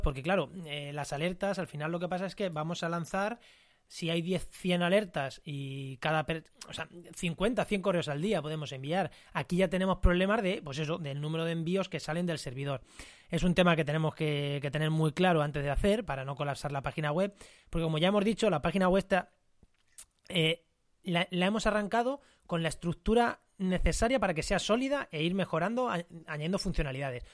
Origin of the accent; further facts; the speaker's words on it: Munera, Castilla-La Mancha, Spain; el ayuntamiento de Munera, que es mi pueblo, en Albacete